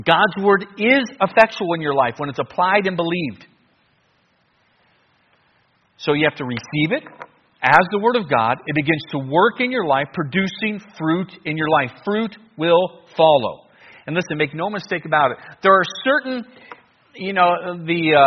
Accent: United States; I'm from America

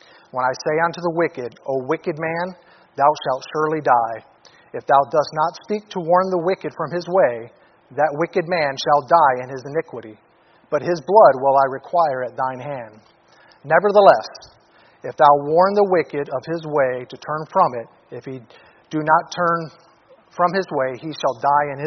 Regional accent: Detroit, Michigan, United States; now in Anchorage, United States; I came from Detroit, inner city Detroit, from a dysfunctional family, alcoholic father

